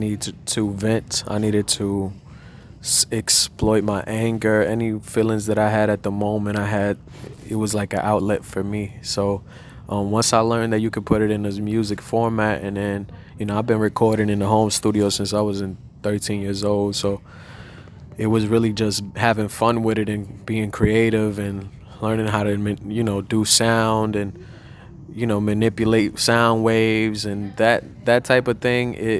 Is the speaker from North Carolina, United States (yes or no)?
yes; Charlotte, North Carolina, United States; also born or lived in Bronx, New York; I'm from Charlotte, North Carolina